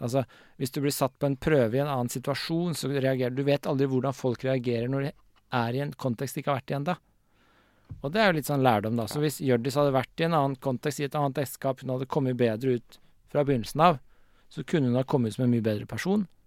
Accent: Årnes, Akershus, Norway; also born or lived in Vormsund; Jeg vokste opp i Vormsund og på Årnes

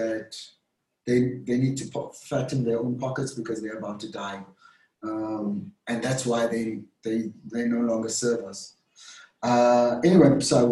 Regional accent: South Africa; being a South African

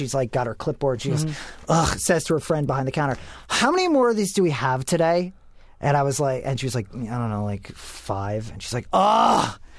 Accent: New York City, New York, United States; moved away as an adult; also born or lived in Philadelphia, Pennsylvania; now in California, United States; I originally from Philly, moved to New York, grew up in New York, and yes, that's I'm a New York person.

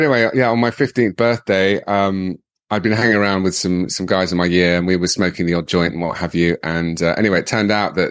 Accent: London, United Kingdom; also born or lived in Warwickshire / Miami; I was born in London, born at St. Thomas's Hospital

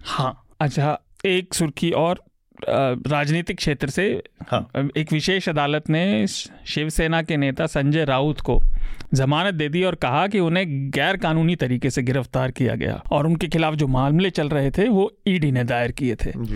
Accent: Uttar Pradesh, India; मैं यूपी से आता हूँ

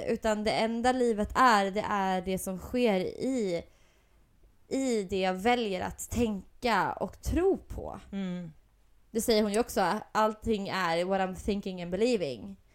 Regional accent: Gotland, Sweden; accent: gotländska; Men jag har ju velat snacka gotländska så jävla länge så nu, har, nu har det fan kommit av sig själv.

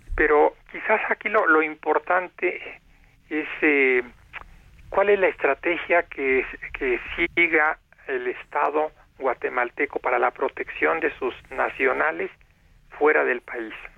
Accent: Mexico; los mexicanos

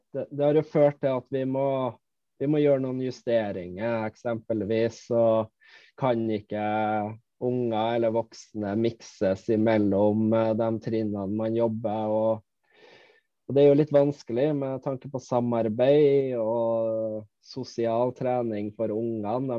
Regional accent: Malvik, Trøndelag, Norway; now in Finnmark, Norway; jeg er opprinnelig fra Malvik, eh, nabokommunen til Trondheim.

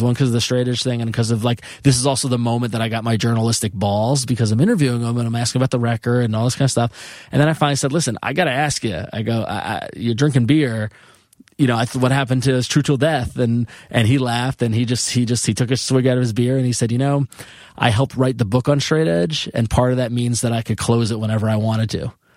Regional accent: Long Island, New York, United States; moved away as an adult; also born or lived in Ithaca / San Francisco; I grew up on Long Island

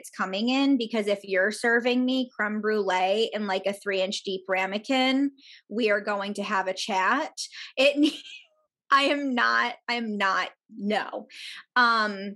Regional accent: New York, United States; I feel like a bad New Yorker

